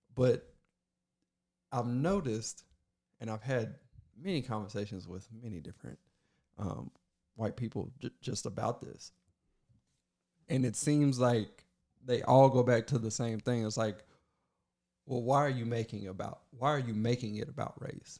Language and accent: English; Kentucky, United States; I was born in Kentucky